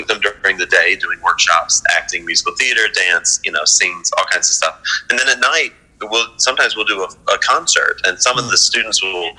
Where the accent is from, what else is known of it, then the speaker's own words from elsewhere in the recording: McDonough, Georgia, United States; I'm from McDonough, Georgia.